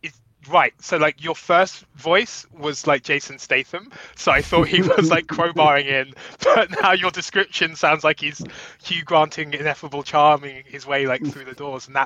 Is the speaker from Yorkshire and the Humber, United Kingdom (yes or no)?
no; London, United Kingdom; moved away as an adult; also born or lived in Jamaica (family); now in Brooklyn, United States; I'm not, as you so hatefully said at the top of the show, from Manchester. I am from Brixton.